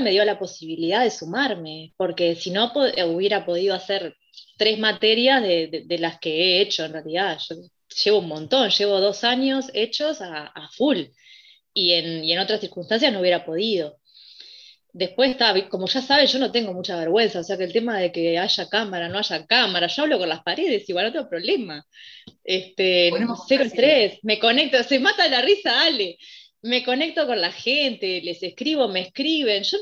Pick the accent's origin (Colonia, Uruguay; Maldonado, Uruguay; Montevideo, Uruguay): Montevideo, Uruguay; yo soy de acá de Montevideo